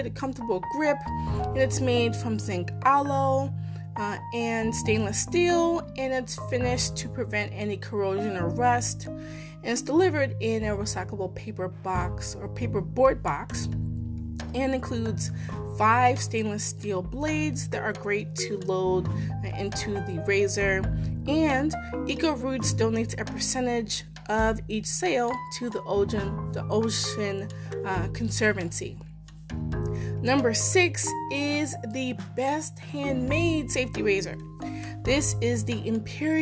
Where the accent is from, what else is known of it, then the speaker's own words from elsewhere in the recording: Maryland, United States; I'm from Maryland, live in Maryland